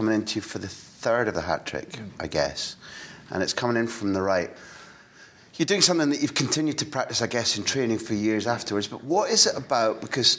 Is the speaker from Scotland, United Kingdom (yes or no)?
yes; Scotland, United Kingdom; even as a Scot